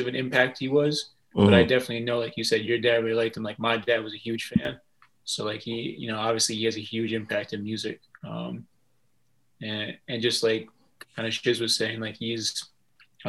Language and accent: English; Vermont, United States; growing up in Vermont